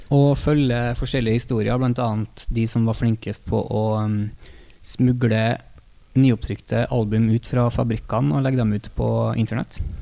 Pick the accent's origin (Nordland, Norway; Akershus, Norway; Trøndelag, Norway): Trøndelag, Norway; vi er trøndere